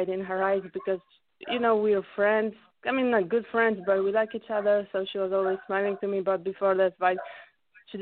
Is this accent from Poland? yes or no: yes; Poland; English is a second language; also born or lived in California, United States / United Kingdom